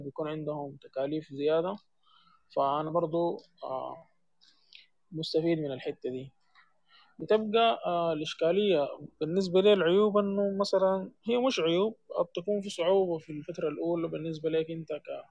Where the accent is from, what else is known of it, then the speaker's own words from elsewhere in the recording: Sudan; عندنا في السودان